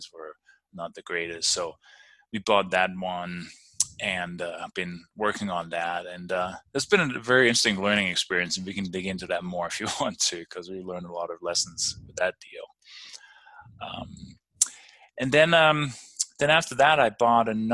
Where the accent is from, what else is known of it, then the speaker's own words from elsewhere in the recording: Denmark; moved away as an adult; also born or lived in London, England / Maryland / Albuquerque, New Mexico; now in Durango, Colorado, United States; I'm actually originally from Denmark